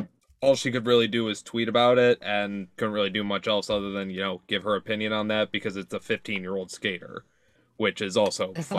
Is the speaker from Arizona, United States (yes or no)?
no; Detroit, Michigan, United States; I'm from Detroit